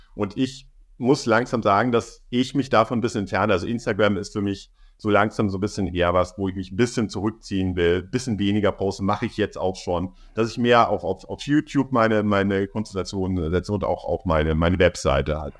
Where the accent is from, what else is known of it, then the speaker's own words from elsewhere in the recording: Munich, Bavaria, Germany; moved away as an adult; also born or lived in Berlin; Ich bin wirklich in München, da wo ich aufgewachsen bin